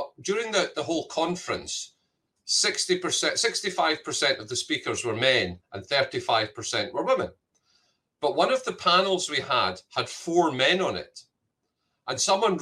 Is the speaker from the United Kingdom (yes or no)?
yes; Scotland, United Kingdom; moved away; I'm Scottish